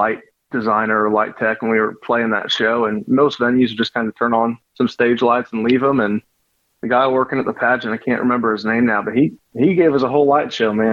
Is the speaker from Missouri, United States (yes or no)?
yes; Eureka, Missouri, United States; also born or lived in Wildwood, Missouri; I grew up in Eureka, about 40 minutes west of St. Louis, and I live in Wildwood now.